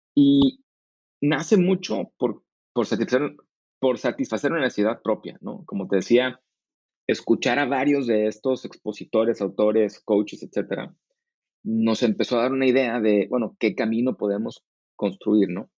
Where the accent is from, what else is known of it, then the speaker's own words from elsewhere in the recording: Tijuana, Baja California, Mexico; moved away as an adult; also born or lived in Monterrey / United States / San Diego; yo crecí en Tijuana o en Monterrey